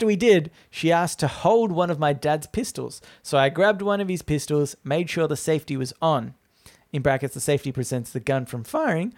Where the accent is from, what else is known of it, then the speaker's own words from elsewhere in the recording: Australia; I'm an Australian.